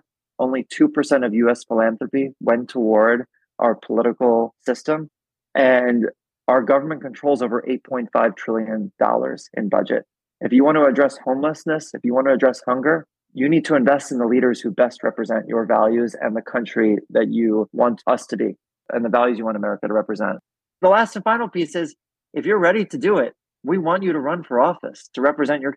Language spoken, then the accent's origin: English; New York, United States; born or raised there